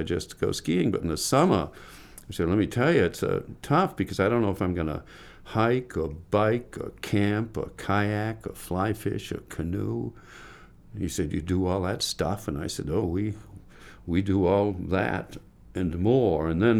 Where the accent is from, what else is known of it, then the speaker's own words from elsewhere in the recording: Camden, Maine, United States; also born or lived in Presque Isle, Maine / Bethesda, Maryland; growing up in Camden